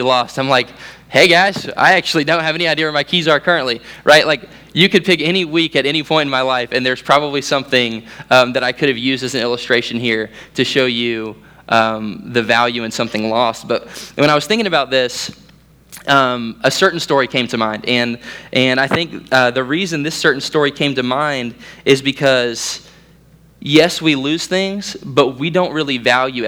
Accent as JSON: {"language": "English", "region": "Central Florida", "country": "United States", "said": "as a Central Floridian, we had 4 hurricanes come through in like 2 weeks."}